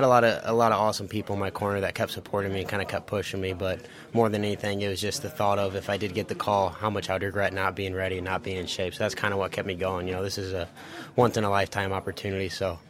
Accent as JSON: {"language": "English", "town": "Fort Wayne", "region": "Indiana", "country": "United States", "said": "Well, I'm from Fort Wayne, Indiana, but my my dad and my grandpa grew up Bears fans"}